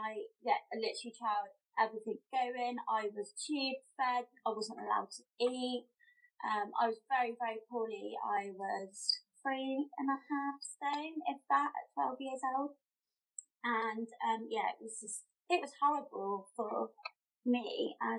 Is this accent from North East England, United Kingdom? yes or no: no; Somerset, South West England, United Kingdom; I come from Somerset